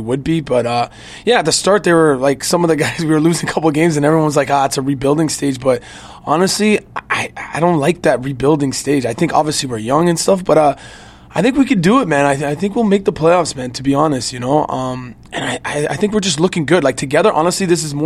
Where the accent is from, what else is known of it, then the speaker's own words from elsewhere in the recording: Canada; moved away as an adult; also born or lived in Chicago; now in Milwaukee, United States; I'm from Canada.